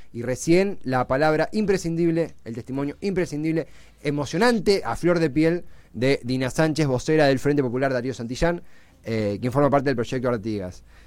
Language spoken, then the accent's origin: Spanish; Buenos Aires Province, Argentina; Hablo como bonaerense también, más allá de, todo. Eh, vivo en Buenos Aires